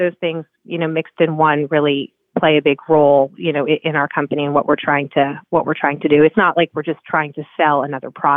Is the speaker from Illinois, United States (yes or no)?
no; New Jersey, United States; moved away as an adult; also born or lived in New York City; now in Laguna Beach, United States; I'm originally from New Jersey and that's where I was raised.